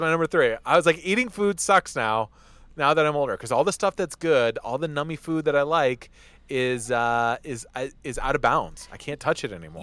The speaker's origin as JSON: {"language": "English", "town": "Detroit", "region": "Michigan", "country": "United States", "tie": "born or raised there", "said": "my hometown Lions"}